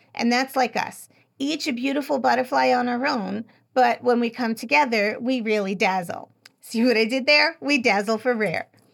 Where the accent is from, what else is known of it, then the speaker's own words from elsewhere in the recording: New York, United States; I'm from New York, so I spell it how we say it